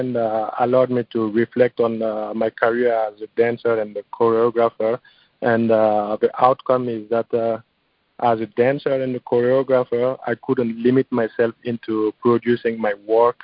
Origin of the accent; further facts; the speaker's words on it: Burkina Faso; now in Los Angeles, United States; my home country of Burkina Faso